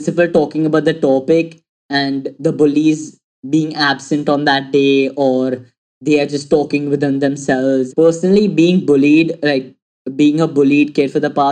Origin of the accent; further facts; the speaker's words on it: Mumbai, Maharashtra, India; I'm 17 years old and I'm from Mumbai.